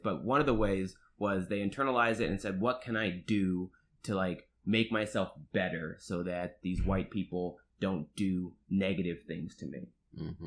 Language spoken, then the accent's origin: English; Marietta, Georgia, United States; I'm from the suburbs of Atlanta, Georgia, Marietta, Georgia.